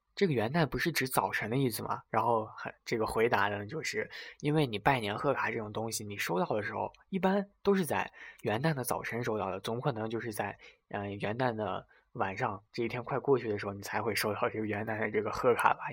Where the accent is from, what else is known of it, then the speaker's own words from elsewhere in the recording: China; first language Chinese; 因为咱们是天朝人嘛，所以这个母语是汉语